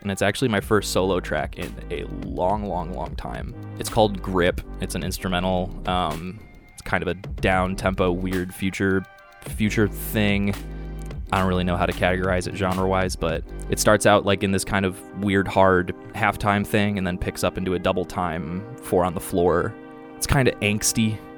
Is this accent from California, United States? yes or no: no; Cleveland, Ohio, United States; now in Chicago, United States; I grew up in Cleveland, Ohio